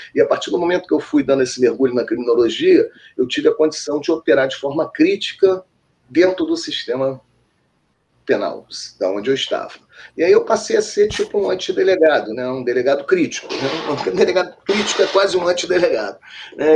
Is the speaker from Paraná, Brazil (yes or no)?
no; Rio de Janeiro, Brazil; eu sou aqui do Rio, do bairro da Tijuca. E a Tijuca é um bairro próximo ao Maracanã, é divisa, né? Então, da minha casa para o estágio, para o Maracanã, dava para ir até a pé